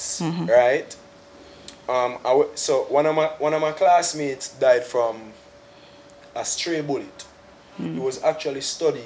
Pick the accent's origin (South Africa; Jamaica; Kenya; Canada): Jamaica; Kingston; also born or lived in Spanish Town, Jamaica; I'm from Kingston 2, that's Rockfort, East Kingston. There I grew up with my both parents